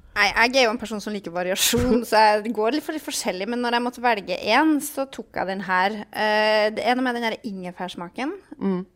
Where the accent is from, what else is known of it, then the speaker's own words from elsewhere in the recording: Trøndelag, Norway; jeg er jo fra Trøndelag